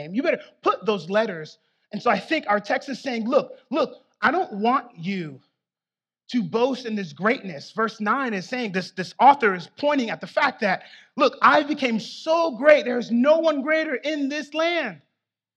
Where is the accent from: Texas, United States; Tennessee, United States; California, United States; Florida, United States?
Florida, United States; South; I'm from South Florida